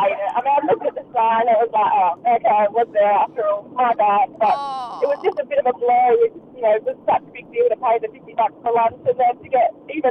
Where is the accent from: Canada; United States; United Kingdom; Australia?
Australia; Adelaide, South Australia; moved away as an adult; now in Perth, Australia; Yeah, it was just after I moved to Perth about 5 years ago. I grew up in Adelaide when I was learning to drive.